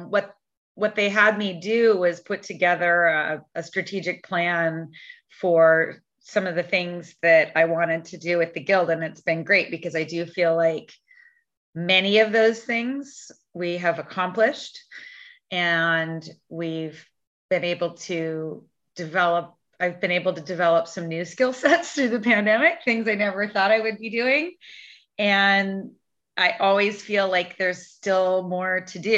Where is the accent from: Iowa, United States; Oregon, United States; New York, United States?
Oregon, United States; Portland; moved away as an adult; also born or lived in Washington; And I am originally from Portland, Oregon, grew up here. I'm back here now.